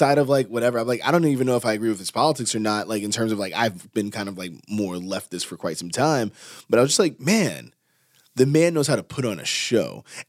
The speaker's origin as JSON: {"language": "English", "town": "Yonkers", "region": "New York", "country": "United States", "tie": "born or raised there", "said": "led to people being in the projects that we grew up in Yonkers"}